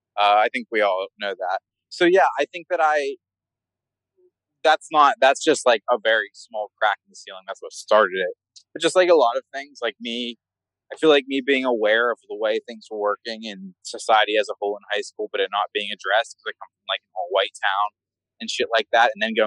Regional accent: Pittsburgh, Pennsylvania, United States; born and raised in Kensington.

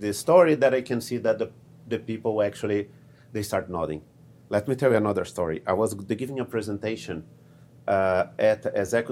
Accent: Brazil; moved away; originally I'm from Brazil, I speak Portuguese

